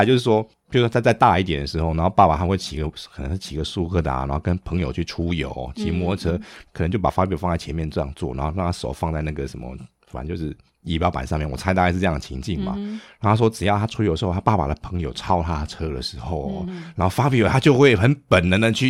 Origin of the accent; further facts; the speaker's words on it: Taiwan; 这个我们台湾人应该会不知道，这个车叫康体。